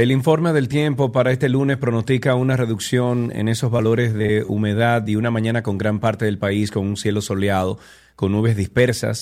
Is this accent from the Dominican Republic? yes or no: yes; Dominican Republic; aquí en República Dominicana